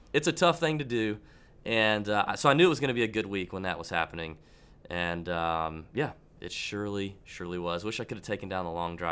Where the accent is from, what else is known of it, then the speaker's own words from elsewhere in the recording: Augusta, Georgia, United States; We reside, born and bred in Augusta, Georgia, hometown event for us